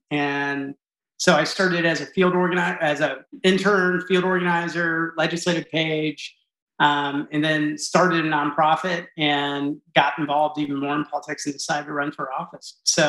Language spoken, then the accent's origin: English; Lincoln, Nebraska, United States; So I grew up in a military family, both my mom and father. My mom was born in Omaha. I grew up in Lincoln.